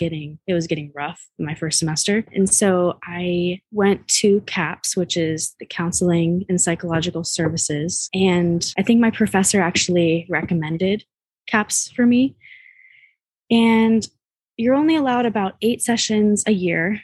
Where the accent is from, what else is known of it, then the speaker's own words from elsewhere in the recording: the Bay Area, California, United States; I grew up in the Bay